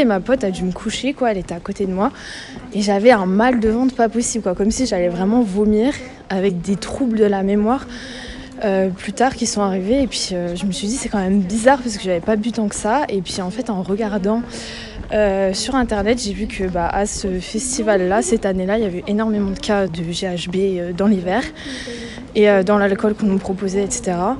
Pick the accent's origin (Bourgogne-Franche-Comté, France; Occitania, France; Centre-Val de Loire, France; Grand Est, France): Bourgogne-Franche-Comté, France; Besançon; dans ma ville euh, d'où je viens, de Besançon